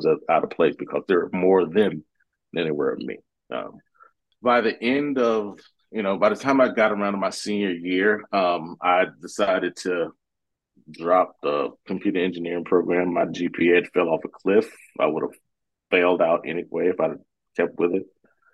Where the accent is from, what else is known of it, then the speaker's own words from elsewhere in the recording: Georgia, United States; moved away as an adult; now in Seattle, United States; Grew up in a small town in Georgia, outside of Atlanta, probably about 45 minutes outside of Atlanta.